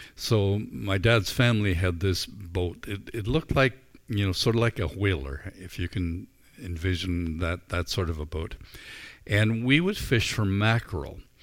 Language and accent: English; Northern Ireland, United Kingdom; moved away as an adult; also born or lived in Vancouver, Canada; now in Canada; I grew up in Northern Ireland